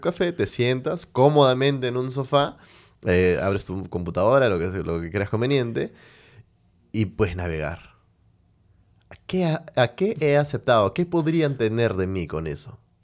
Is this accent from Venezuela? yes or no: yes; Venezuela; now in Peru; soy de Venezuela